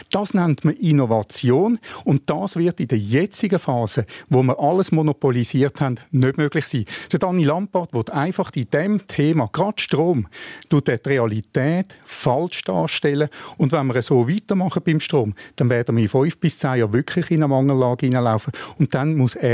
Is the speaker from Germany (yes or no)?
no; Zurich, Switzerland; Und ich als Zürcher, ich wohne in Zürich